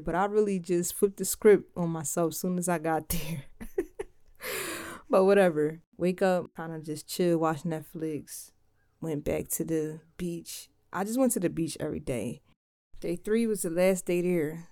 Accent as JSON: {"language": "English", "town": "Philadelphia", "region": "Pennsylvania", "country": "United States", "moved": "yes", "lives_now": "Delaware, United States", "said": "I'm from Philly. I live in Delaware."}